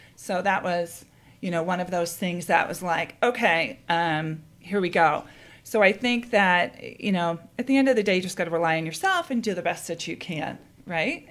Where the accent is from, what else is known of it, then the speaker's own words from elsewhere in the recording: East Coast, United States; moved away as an adult; also born or lived in Edinburgh, Scotland; now in Chicago, United States; I grew up in the East Coast, and ended up studying in Scotland at University of Edinburgh